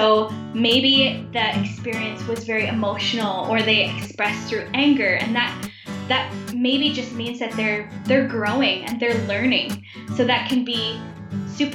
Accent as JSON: {"language": "English", "town": "Ottawa", "region": "Ontario", "country": "Canada", "tie": "born or raised there", "said": "I was born and raised in Ottawa, Canada"}